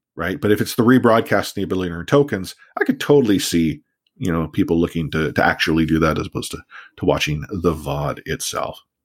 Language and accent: English; Canada; we're Canadian